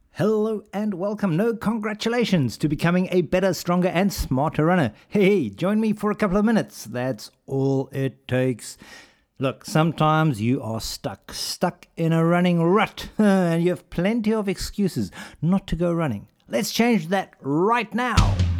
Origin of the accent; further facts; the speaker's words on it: Pretoria, Gauteng, South Africa; moved away; also born or lived in United Kingdom; I grew up in Pretoria